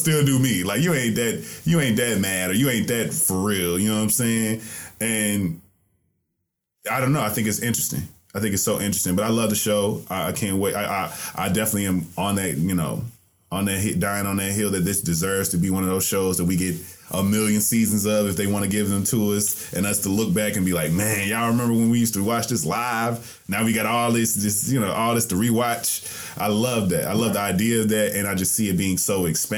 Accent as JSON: {"language": "English", "region": "the South", "country": "United States", "said": "I'm from the South"}